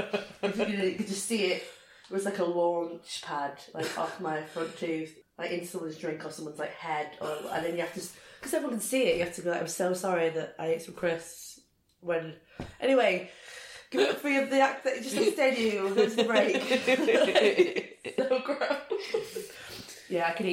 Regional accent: Rochdale, North West England, United Kingdom; born or raised there

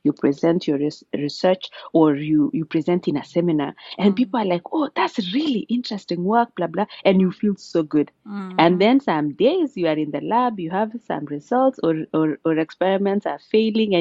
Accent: Amalo village, Keringet, Nakuru County, Kenya; moved away as an adult; also born or lived in Oxford, United Kingdom / Massachusetts, United States; now in Cambridge, United States; Born and raised in Nakuru County, Keringet sub-county, in a village called Amalo

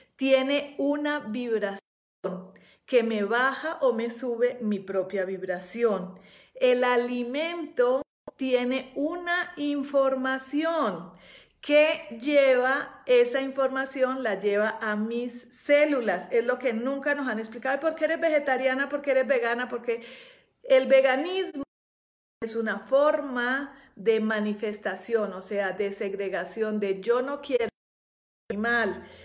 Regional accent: Colombia; also born or lived in Europe; now in Mexico; yo que vivo en nací en Colombia

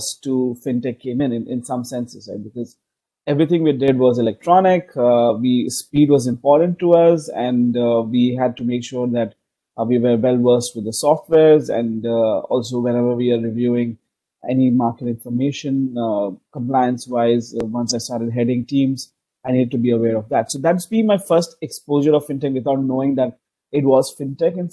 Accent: Bangalore, Karnataka, India; moved away as an adult; now in Hong Kong; I am originally from India, as you mentioned. I'm from a city called Bangalore

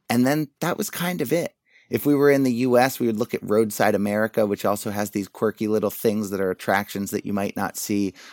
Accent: Wilmington, Delaware, United States; now in New York, United States; I grew up in a town that probably not many people know of, but, uh, Wilmington, Delaware

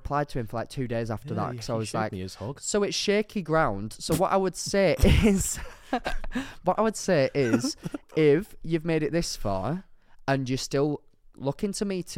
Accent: United Kingdom; I'm British

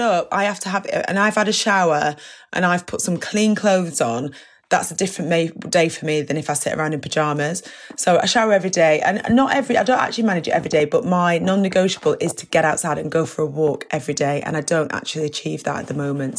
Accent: United Kingdom

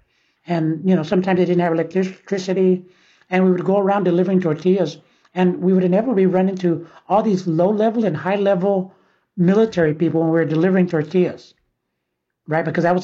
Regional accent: San Francisco, California, United States; born or raised there; also born or lived in El Salvador

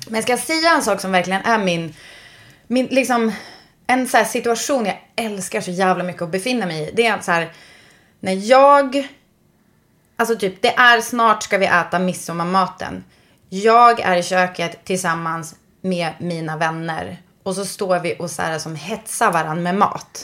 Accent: Västerbotten County, Sweden; jag kommer från Västerbotten

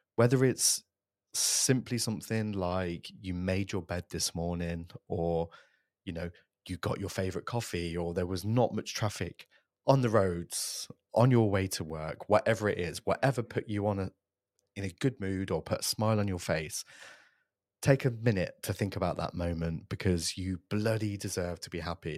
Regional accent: Coventry, West Midlands, United Kingdom; a purpose-built podcast studio in my hometown of Coventry

